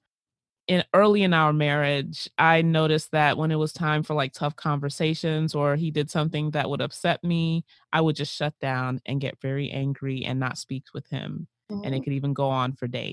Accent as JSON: {"language": "English", "country": "United States", "tie": "born or raised there", "said": "our lives in the United States"}